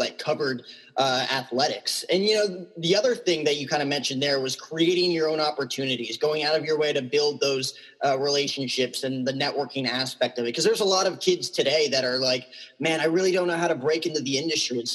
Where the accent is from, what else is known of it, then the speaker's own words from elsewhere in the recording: Northern New Jersey, United States; I grew up in Northern New Jersey